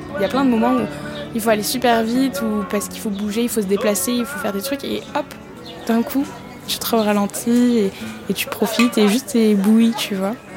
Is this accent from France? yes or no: yes; France